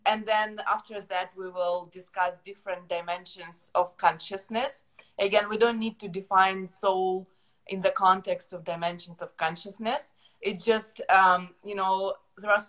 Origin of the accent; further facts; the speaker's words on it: Ukraine; English is a second language; now in Canada; I moved to Canada from Ukraine about 10 years ago. So using a different ma- language, you know, living in a new environment, it forces your mind to reprogram a bit, right?